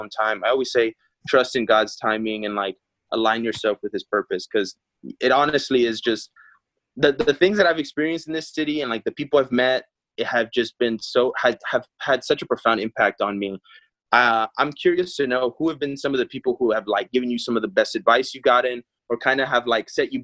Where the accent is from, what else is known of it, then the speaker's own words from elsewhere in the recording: Texas, United States; also born or lived in Peru; now in Los Angeles, United States; I was Texas raised, but I was born in Peru